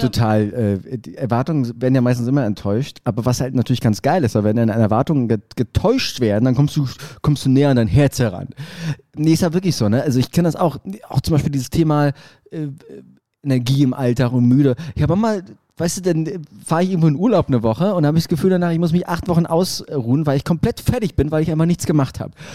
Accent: Berlin, Germany; Als Berliner würde ich sagen

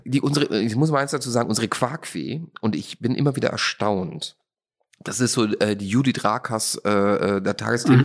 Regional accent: Austria; ich bin ja Österreicher, aber ich komme ja auch zum kleinen Teil aus Slowenien

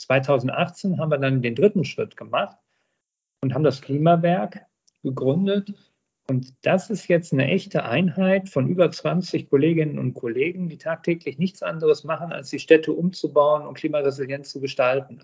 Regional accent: Herten, North Rhine-Westphalia, Germany; in meiner Heimatstadt Herten, 65.000 Einwohner, dann äh, zum hauptamtlichen Bürgermeister gewählt worden

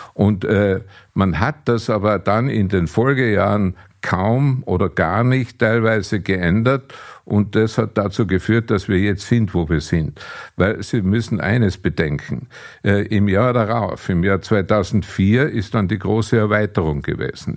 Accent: Austria

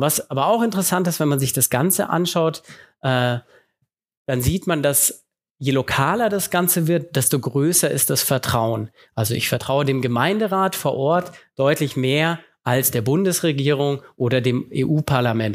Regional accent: Germany; bei uns in Deutschland

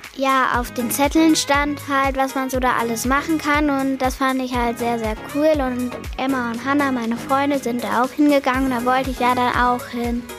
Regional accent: Helmscheid, Hesse, Germany; ich komme aus Helmscheid

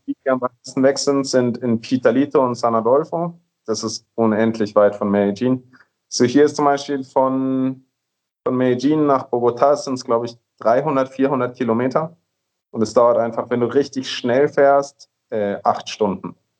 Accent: Nuremberg, Bavaria, Germany; moved away as an adult; also born or lived in Vienna, Austria; now in Colombia; ich komme aus Nürnberg, ähm, habe in Wien studiert, in Österreich

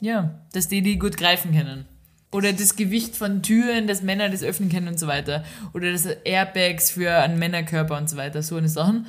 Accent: Austria; moved away; da wo in dem ganzen Tal, wo ich herkomme, gibt es keine einzige Ampel

